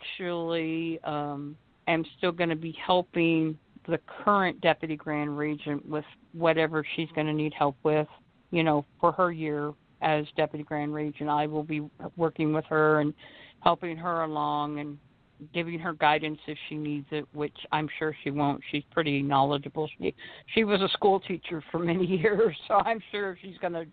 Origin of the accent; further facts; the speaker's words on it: Arkansas, United States; I'm from Arkansas